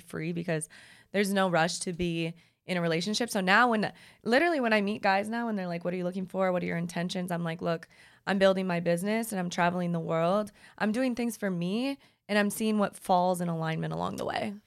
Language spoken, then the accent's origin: English; Minnesota, United States; moved away as an adult; also born or lived in Chicago / Los Angeles; I'm from Minnesota. I lived in Chicago